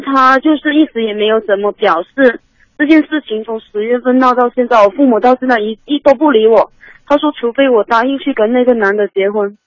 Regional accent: Guangdong, China; moved away as an adult; now in Shenzhen, China; 我没在家里，我在深圳，然后嗯。我老家是潮汕的

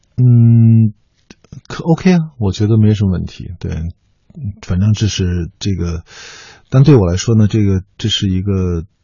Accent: China; 我们中国人真的相

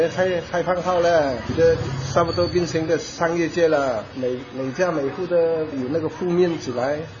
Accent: Haikou, Hainan, China; 我们从小就在在这里长大了

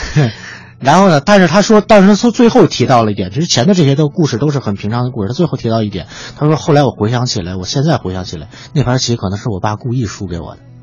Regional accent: Beijing, China; 我是北京人

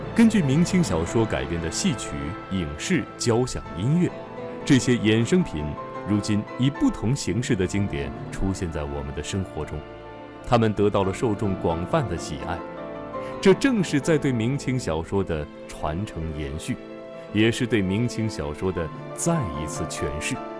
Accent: China; 我们中国人

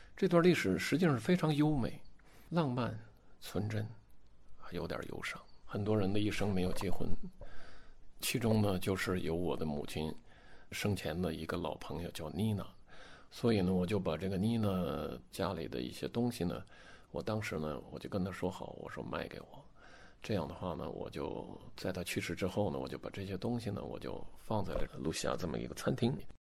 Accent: Harbin, Heilongjiang, China; 我们哈尔滨人都吃这个

